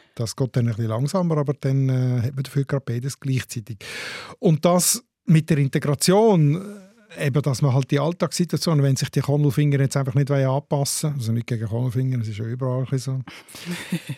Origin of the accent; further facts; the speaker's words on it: Switzerland; Die Sprachsituation da bei uns in der Schweiz